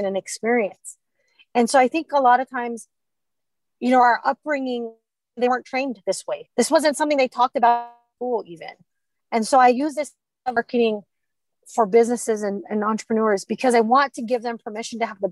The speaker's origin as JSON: {"language": "English", "region": "Hawaii", "country": "United States", "tie": "born or raised there", "said": "growing up in Hawaii"}